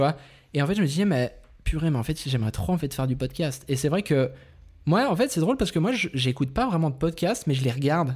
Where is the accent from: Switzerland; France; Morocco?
Switzerland; Vaud; on vient de Suisse, on vient du canton de Vaud